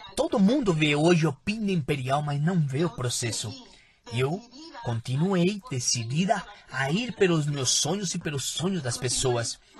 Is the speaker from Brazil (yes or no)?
no; Peru; Eu sou peruana